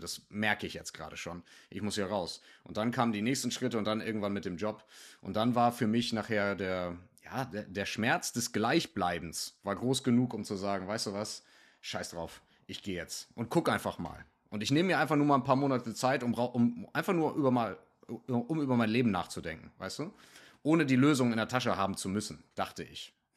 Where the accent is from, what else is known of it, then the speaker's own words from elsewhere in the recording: Northern Germany, Germany; first language German; also born or lived in Hamburg; Ich komme hier aus dem Norden von Deutschland